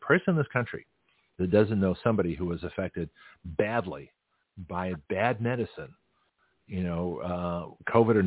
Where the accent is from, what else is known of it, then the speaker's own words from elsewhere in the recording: Canada; now in Florida, United States; So I'm from Canada. So all of us are immigrants